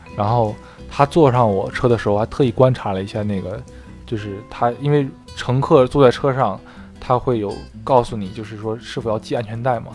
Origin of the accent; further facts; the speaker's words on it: China; now in United States; 我是中国人